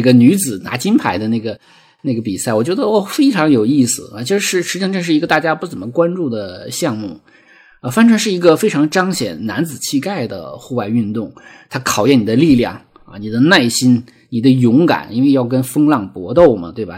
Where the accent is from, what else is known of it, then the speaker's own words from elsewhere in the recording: Lesser Khingan Mountains, Heilongjiang, China; moved away; 我生在黑龙江小兴安岭的一个国营农场，啊，其实也是一个有山有河、有草地的一个很美很美的小地方